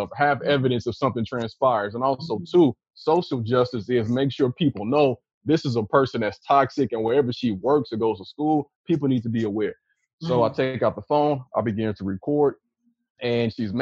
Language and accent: English; Chicago, Illinois, United States; the dudes I grew up with in Chicago